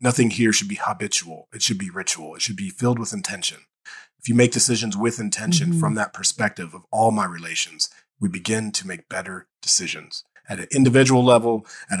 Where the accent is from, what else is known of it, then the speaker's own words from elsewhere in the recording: Dayton, Ohio, United States; I grew up in Dayton, Ohio.